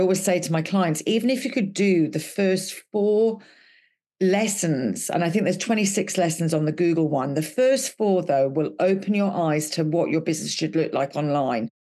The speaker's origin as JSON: {"language": "English", "region": "Wales", "country": "United Kingdom", "said": "I'm Welsh"}